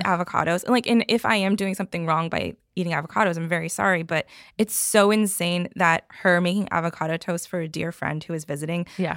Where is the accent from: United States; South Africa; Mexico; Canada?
Canada; moved away; I am from Canada originally and I have a lot of family there